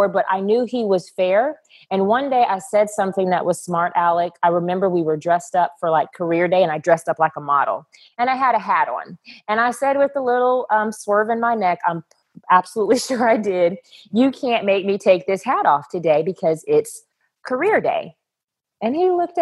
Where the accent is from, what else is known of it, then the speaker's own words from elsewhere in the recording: Texas, United States; I grew up in Texas, and Texas is the pageant capital of the world